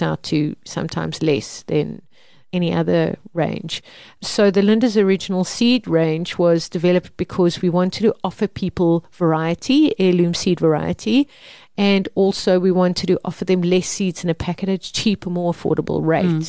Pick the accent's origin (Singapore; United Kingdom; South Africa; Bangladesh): South Africa; Mpumalanga; I grew up in Mpumalanga